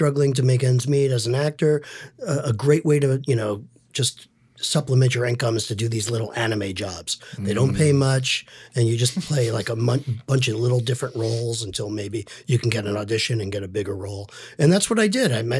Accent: New York City, New York, United States; moved away; I'm from Brooklyn, New York

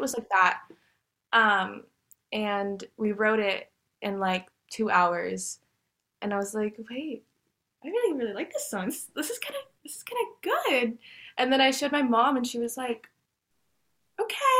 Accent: Dallas, Texas, United States; I was born and raised in Dallas, Texas. I've lived here my entire life

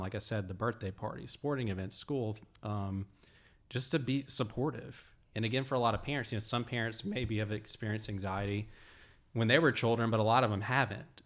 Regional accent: Alabama, United States; moved away; I'm originally from Alabama

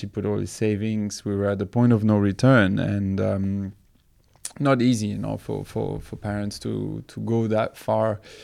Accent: Belgium; I grew up in Belgium

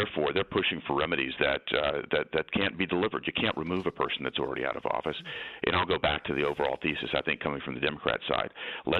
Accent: Tennessee, United States; I'm from Tennessee, a flyover state.

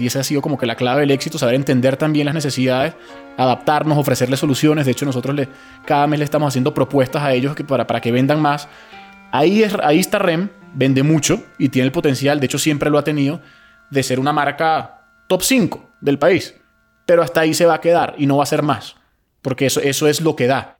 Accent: Venezuela; moved away as an adult; also born or lived in Spain; Yo si bien nací en Venezuela, a los 18, 19 años me fui a España a hacer la carrera

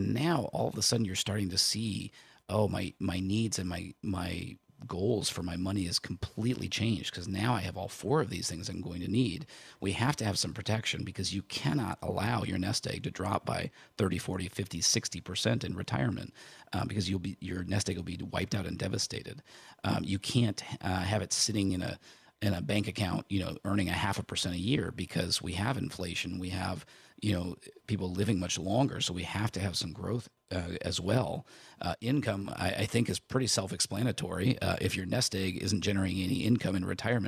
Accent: near Chicago, Illinois, United States; I grew up near Chicago

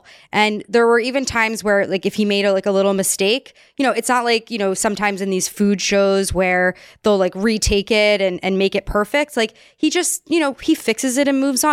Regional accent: New York, United States; moved away as an adult; now in Philadelphia, United States; I still feel at heart I'm a New Yorker

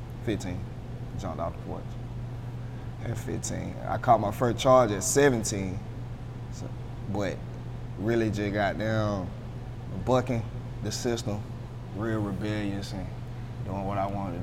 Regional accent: Augusta, Georgia, United States; also born or lived in Honolulu, Hawaii; I was born in Honolulu, Hawaii. My daddy was in the Army, and he was stationed out there. And that's where I was born, out there in Hawaii. But I've been in Augusta like since I was like three, so okay. Pretty much all my life.

